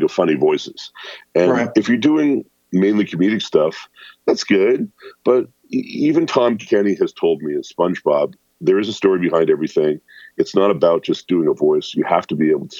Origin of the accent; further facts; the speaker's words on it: near the border with Detroit, Ontario, Canada; I grew up in Canada, but luckily I grew up near the border, so I could get the stations from Detroit.